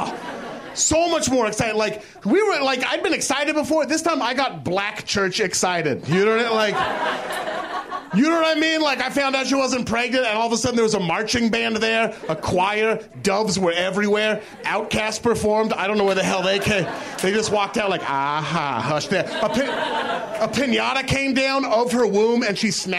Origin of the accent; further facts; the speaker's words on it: Portland, Oregon, United States; moved away as an adult; now in Los Angeles, United States; I'm from Portland, Oregon, originally. Yeah. Portland, Oregon, very white city, incredibly white. Blackest kid in my high school